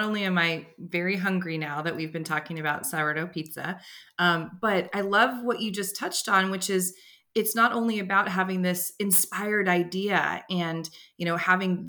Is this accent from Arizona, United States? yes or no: no; Bay Area, California, United States; I grew up in the Bay Area